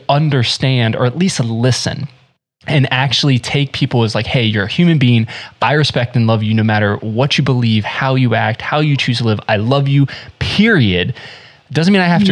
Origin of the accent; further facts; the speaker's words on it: Central North Carolina, United States; also born or lived in South Florida; now in Midwest, United States; I lived in South Florida, I was born in South Florida, moved to North Carolina, and we moved there